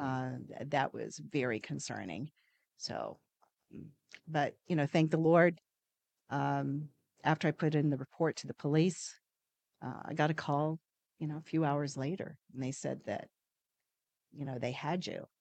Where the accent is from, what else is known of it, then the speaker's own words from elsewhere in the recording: New Zealand; moved away; I'm originally from New Zealand, uh, that's where my parents, um, um, grew up, and, um, when I came over to this country